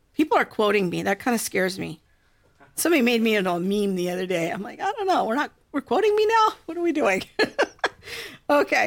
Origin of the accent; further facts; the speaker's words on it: United States; Whatever national heritage I might enjoy because I'm a good flag-waving girl as an American